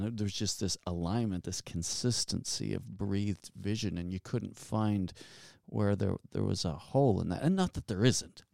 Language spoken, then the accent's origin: English; Halifax, Nova Scotia, Canada; I'm from Halifax, Nova Scotia